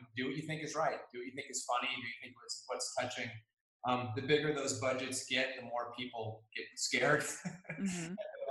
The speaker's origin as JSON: {"language": "English", "region": "Minnesota", "country": "United States", "moved": "as an adult", "lives_now": "Los Angeles, United States", "said": "I'm from Minnesota, and I moved out to LA to become a filmmaker"}